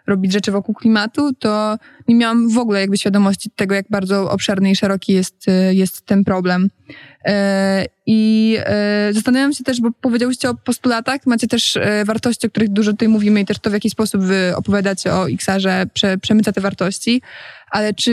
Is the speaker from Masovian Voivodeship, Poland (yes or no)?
yes; Warsaw, Masovian Voivodeship, Poland; Okay, jestem z Warszawy